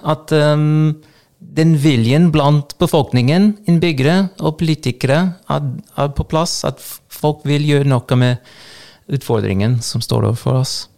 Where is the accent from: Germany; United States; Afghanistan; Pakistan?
United States; Los Angeles, California; Norwegian is a second language; now in Trøndelag, Norway; jeg vokste opp i Los Angeles